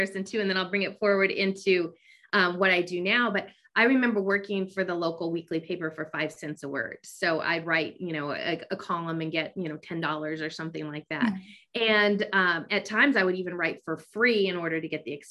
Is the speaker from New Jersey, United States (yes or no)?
no; Bay Area, California, United States; I grew up in California in the Bay Area.